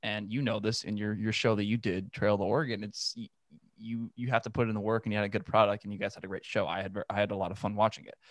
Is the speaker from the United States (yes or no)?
yes; Los Angeles, California, United States; I'm from Los Angeles. I'm from San Fernando Valley